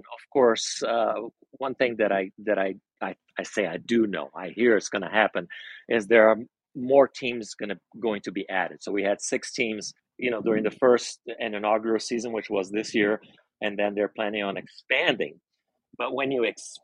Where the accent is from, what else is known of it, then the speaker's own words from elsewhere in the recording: Brazil; now in Las Vegas, United States; I grew up in Brazil.